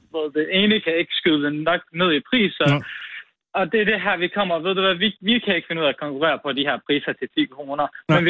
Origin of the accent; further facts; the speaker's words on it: Nykøbing Mors, North Denmark Region, Denmark; moved away as an adult; also born or lived in Aalborg; og så flyttede jeg fra Nykøbing Mors for at studere.